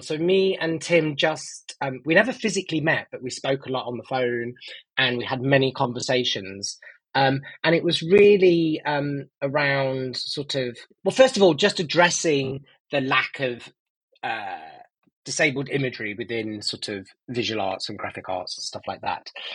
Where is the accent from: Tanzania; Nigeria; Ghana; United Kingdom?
United Kingdom; Nottingham, East Midlands; I grew up in Nottingham